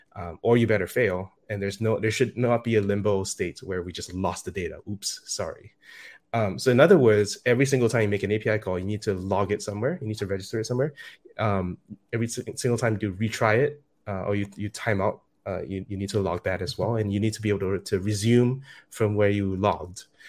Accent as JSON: {"language": "English", "country": "Singapore", "said": "I'm from Singapore."}